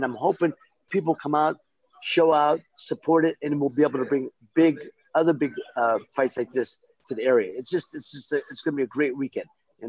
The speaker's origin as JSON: {"language": "English", "town": "Youngstown", "region": "Ohio", "country": "United States", "tie": "born or raised there", "said": "I fought more fights there on the way up than I fought in my hometown in Youngstown, though it's the next town over."}